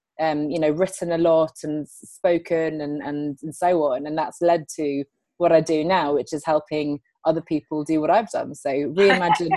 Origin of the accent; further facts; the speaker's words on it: England, United Kingdom; also born or lived in Sweden; I'm calling in from London, but I'm actually Swedish. My parents are Swedish. I grew up here in England, as you can tell by my accent.